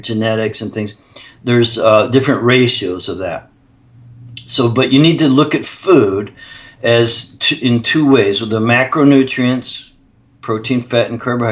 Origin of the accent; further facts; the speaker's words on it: Canada; I'm actually Canadian